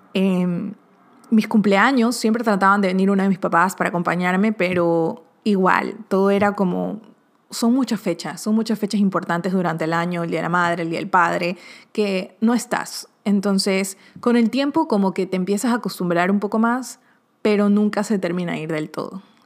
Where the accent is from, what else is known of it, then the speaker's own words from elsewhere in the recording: Ecuador; now in Miami, United States; de Ecuador, de los que lo conocía del colegio de allá